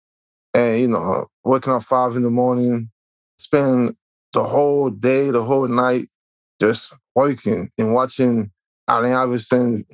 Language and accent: English; Haiti; also born or lived in Elizabeth, New Jersey; now in New Jersey, United States; I'm originally from Haiti. Right now, I'm in New Jersey